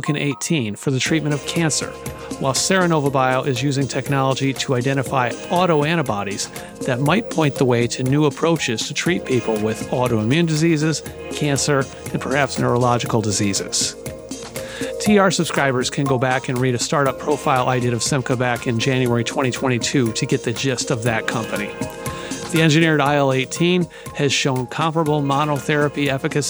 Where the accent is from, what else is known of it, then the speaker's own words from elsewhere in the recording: Seattle, Washington, United States; my hometown of Seattle